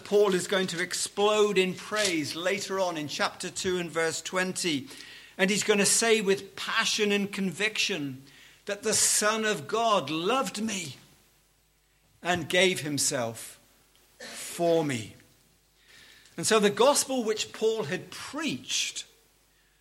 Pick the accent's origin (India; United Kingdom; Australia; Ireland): United Kingdom; Liverpool, North West England; I come from Liverpool